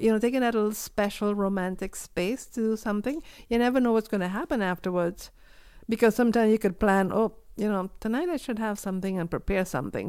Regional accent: Puerto La Cruz, Anzoátegui, Venezuela; moved away as an adult; also born or lived in Trinidad; now in Prince Edward Island, Canada; my hometown, which is Puerto La Cruz

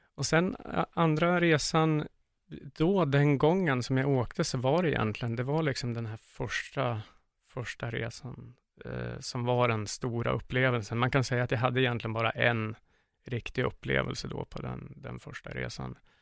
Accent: Sundsvall, Västernorrland County, Sweden; moved away as an adult; now in Iquitos, Peru; jag är född och uppvuxen i Sundsvall

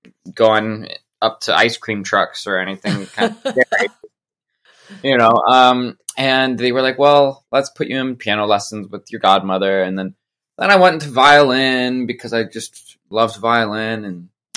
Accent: Colorado, United States; also born or lived in Denver / New York City; now in Nashville, United States; I grew up in Colorado

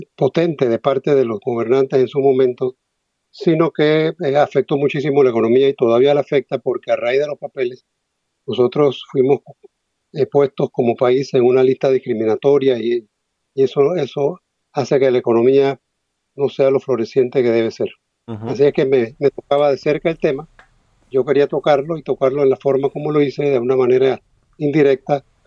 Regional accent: Panama; yo soy un escritor panameño

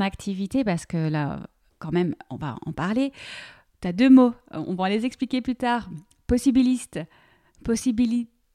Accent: Belgium; also born or lived in near Paris, France; now in France; moi je suis belge

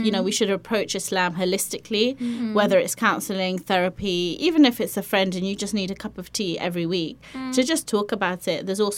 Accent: Semarang, Central Java, Indonesia; I was born in Indonesia, Semarang.

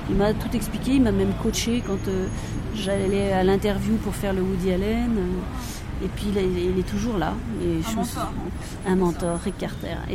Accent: France

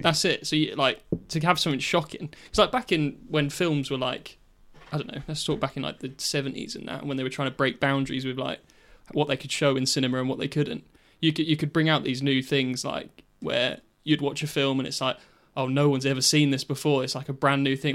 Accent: King's Lynn, East of England, United Kingdom; the mart in Kings Lynn, where we're from.

